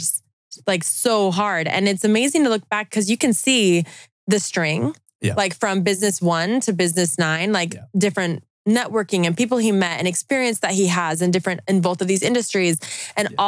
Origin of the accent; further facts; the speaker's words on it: Utah, United States; I'm from Utah